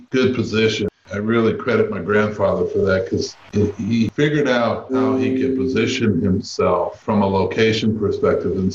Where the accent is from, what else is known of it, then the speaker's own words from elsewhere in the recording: Seattle, Washington, United States; Surprisingly, when I talk to people, the perception of Seattle is one that it's an extremely liberal city. Growing up, I didn't really feel that way.